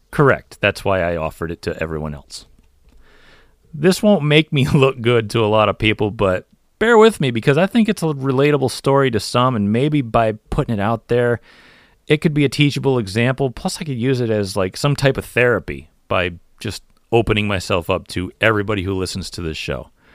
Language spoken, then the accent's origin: English; United States; I'm an American and I race NASCAR